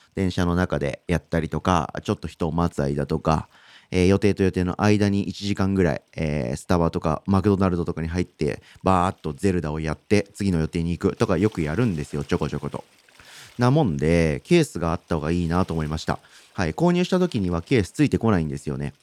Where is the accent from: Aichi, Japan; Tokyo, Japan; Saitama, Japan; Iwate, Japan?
Saitama, Japan; moved away; 僕地元が埼玉県なんですけど、じ、地元っていうか実家か